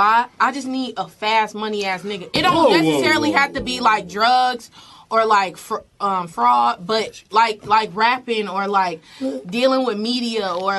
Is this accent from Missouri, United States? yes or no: no; Chicago, Illinois, United States; I'm from Chicago